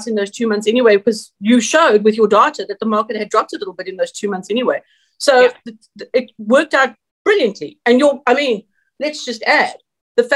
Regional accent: South Africa; moved away; also born or lived in San Jose, California; I'm South African

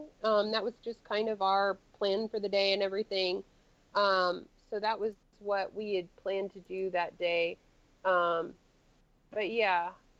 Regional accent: United States; because, again, I am big American. I take up a lot of space.

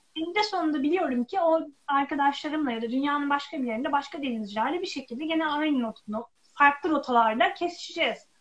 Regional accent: Çarşamba, Samsun, Turkey; moved away; Ben Karadenizliyim, Samsun Çarşambalıyım.

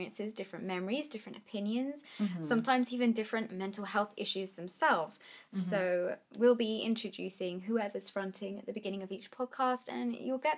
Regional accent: England, United Kingdom; we're English from Britain

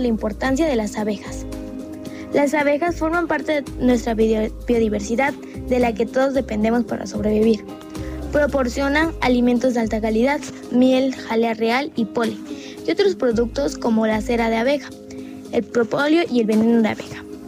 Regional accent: Oaxaca, Mexico; tengo 11 años y soy de Oaxaca

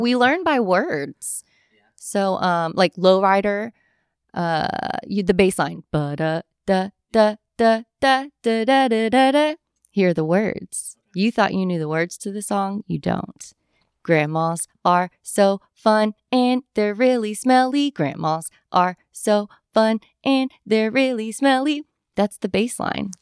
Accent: Louisville, Kentucky, United States; I'm born and raised in Louisville

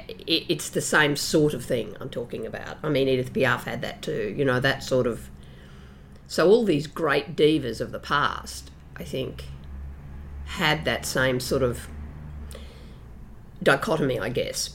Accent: Brisbane, Queensland, Australia; born or raised there

